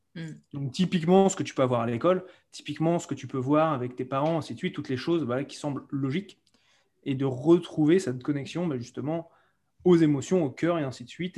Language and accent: French; France; moved away as an adult; also born or lived in Cambodia / London, United Kingdom; je suis français et je suis parti de France à l'âge de, de 22 ans exactement